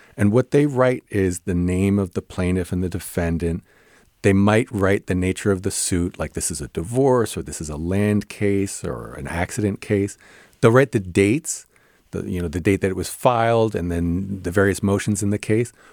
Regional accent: New Jersey, United States; I grew up in New Jersey

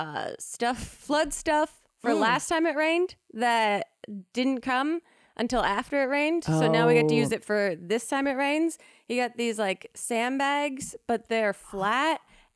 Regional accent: East Coast, United States; now in Los Angeles, United States; we grew up on the East Coast.

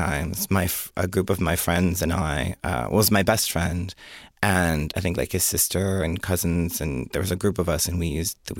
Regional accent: Jamestown, New York, United States; born there; also born or lived in Rochester, New York; I was born in Jamestown, New York, and then I became gay in Rochester, New York.

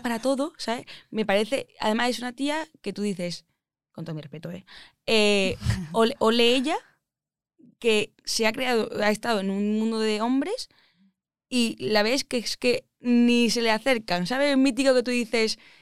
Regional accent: Málaga, Andalusia, Spain; accent: Andalusian; moved away as an adult; also born or lived in Madrid; yo soy de Málaga, por si no se me ha notado el acento, soy andaluza.

